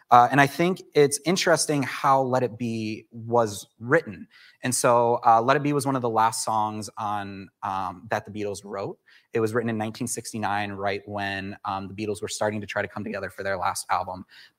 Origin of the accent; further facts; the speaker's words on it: Chicago, Illinois, United States; I came from the Chicagoland area to start studying at Southeastern, and quickly Oasis became my home.